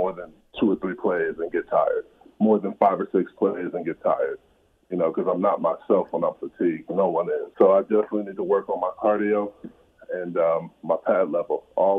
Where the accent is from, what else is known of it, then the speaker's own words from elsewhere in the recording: Compton, California, United States; It was pretty tough. You know, of course, we were, you know, a family in poverty.